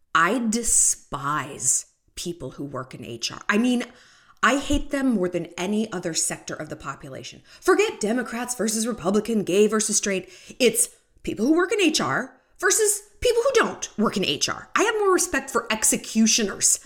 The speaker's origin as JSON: {"language": "English", "country": "United States", "said": "as an American"}